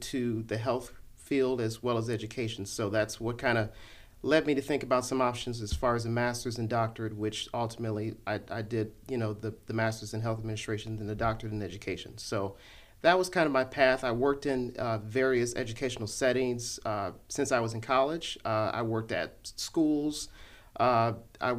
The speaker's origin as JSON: {"language": "English", "town": "Cleveland", "region": "Ohio", "country": "United States", "tie": "born or raised there", "moved": "as an adult", "lives_now": "Kansas, United States", "said": "I am originally from Cleveland, Ohio, born and raised"}